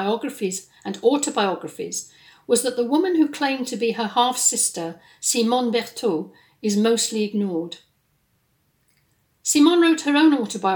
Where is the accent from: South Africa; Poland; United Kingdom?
United Kingdom; England; moved away as an adult; also born or lived in west of Scotland; now in Scotland, United Kingdom; I'm based in the west of Scotland, and although I'm from England originally, I've been here more than half my life.